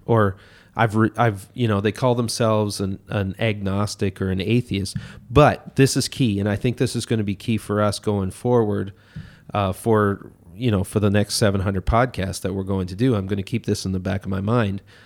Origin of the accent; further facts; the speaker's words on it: Miramichi, New Brunswick, Canada; showed up back in my hometown here in Miramichi